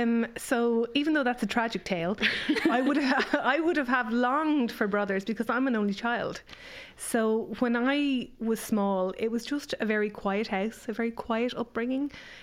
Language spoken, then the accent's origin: English; Ireland; moved away as an adult; also born or lived in United States; I'm Irish